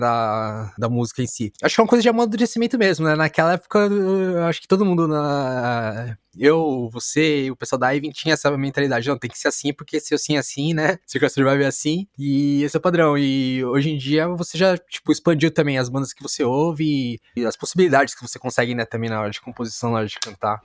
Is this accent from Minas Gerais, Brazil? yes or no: no; São Paulo, Brazil; eu sou da Vila Matilde